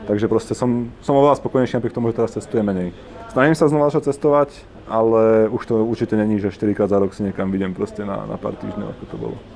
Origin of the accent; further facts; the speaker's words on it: Žilina Region, Slovakia; A ja pochádzam z, z Kisúc, čo je proste sever Slovenska, Kisúcké nové mesto, Žilina, Čaca a tam.